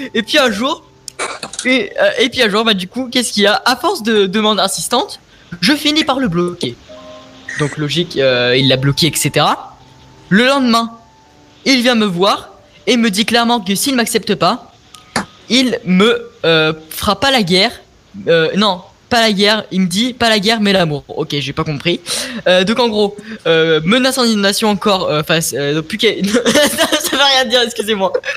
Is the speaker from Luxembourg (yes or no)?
no; Lyon, Auvergne-Rhône-Alpes, France; je suis de Lyon